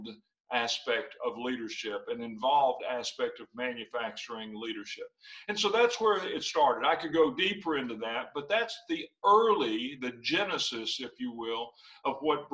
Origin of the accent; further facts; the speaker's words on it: Western Kentucky, United States; I grew up in Western Kentucky on a farm